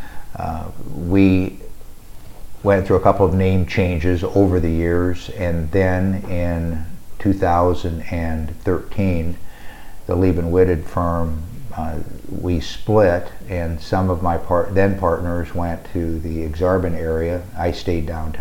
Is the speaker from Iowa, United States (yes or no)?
yes; Sioux City, Iowa, United States; moved away as an adult; now in Omaha, United States; I grew up in Sioux City, Iowa, and graduated from high school in Sioux City.